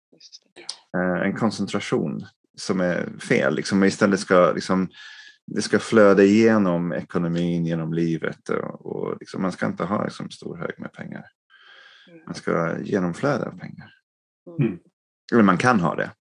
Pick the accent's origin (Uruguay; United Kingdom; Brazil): United Kingdom; England; moved away; jag växte upp som, liksom, i England, liksom, medelklassfamiljen